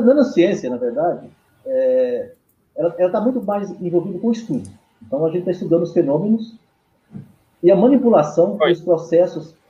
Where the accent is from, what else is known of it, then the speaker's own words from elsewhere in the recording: Goiânia, Goiás, Brazil; eu fui criado em Goiânia